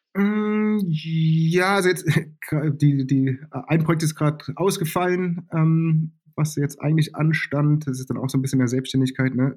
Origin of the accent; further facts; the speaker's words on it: Germany; groß geworden bin ich im Westen von Berlin